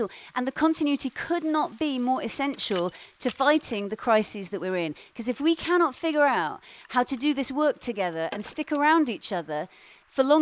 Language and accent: English; Iraq; moved away; I come from Iraq originally